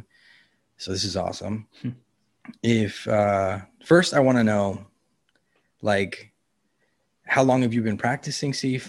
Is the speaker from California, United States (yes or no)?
yes; Los Angeles, California, United States; I grew up in California and in Los Angeles and Venice Beach